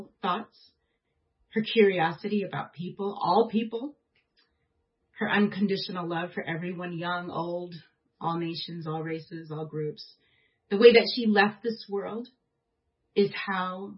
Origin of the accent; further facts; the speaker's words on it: United States; as an American